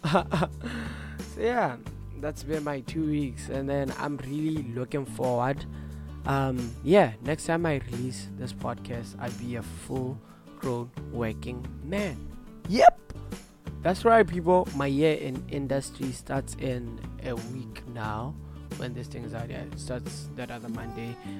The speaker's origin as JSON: {"language": "English", "country": "Botswana", "moved": "yes", "lives_now": "Norwich, United Kingdom", "said": "I'm from Botswana"}